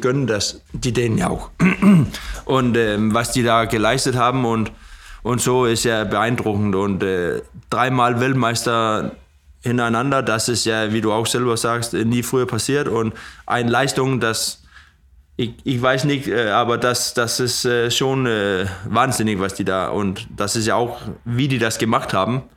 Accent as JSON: {"language": "German", "town": "Odder", "region": "Central Denmark Region", "country": "Denmark", "second_language": "German", "said": "in Oder, wo ich herkomme"}